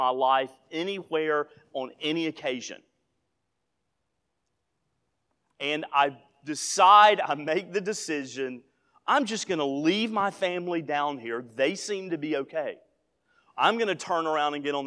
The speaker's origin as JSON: {"language": "English", "region": "Northeast Alabama", "country": "United States", "tie": "born or raised there", "moved": "yes", "lives_now": "Memphis area, Tennessee, United States", "said": "my hometown is 88 miles from Ruby Falls in Chattanooga"}